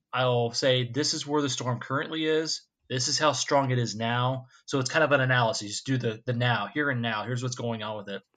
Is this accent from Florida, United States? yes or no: yes; Florida, United States; moved away; also born or lived in Ohio; I got back to my home state. My wife's from Florida as well, so we're all back in our home state here